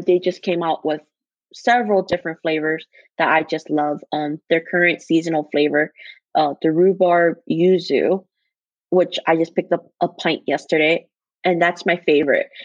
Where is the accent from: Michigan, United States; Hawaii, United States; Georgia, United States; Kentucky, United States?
Hawaii, United States; moved away as an adult; now in Seattle, United States; growing up in Hawaii, it was always warm and it's always hot